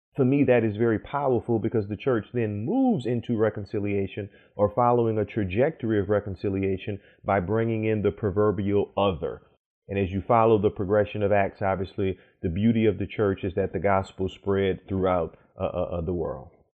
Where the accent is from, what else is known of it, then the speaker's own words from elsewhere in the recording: New Orleans, Louisiana, United States; now in Durham, United States; grew up in New Orleans